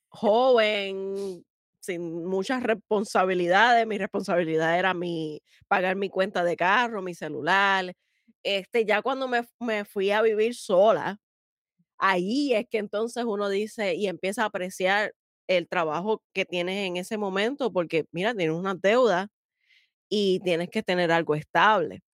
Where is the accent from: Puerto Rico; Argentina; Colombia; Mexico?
Puerto Rico; nosotros en Puerto Rico